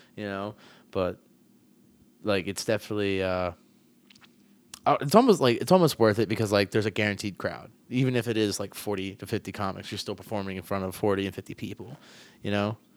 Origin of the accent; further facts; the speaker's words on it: Lancaster, Pennsylvania, United States; I grew up here